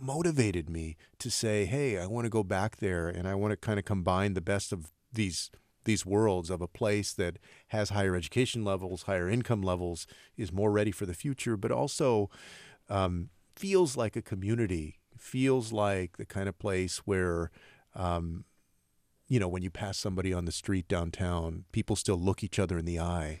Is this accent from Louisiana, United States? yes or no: no; Texas, United States; born or raised there